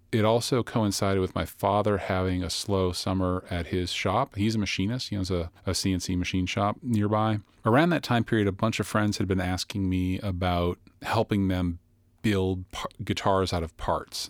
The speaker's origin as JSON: {"language": "English", "town": "Boston", "region": "Massachusetts", "country": "United States", "said": "I'm from the Boston area"}